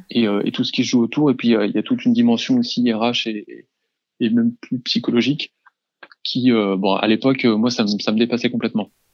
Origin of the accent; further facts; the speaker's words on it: around Rennes, Brittany, France; now in Rennes, France; revenir dans ma région d'origine en m'installant à Rennes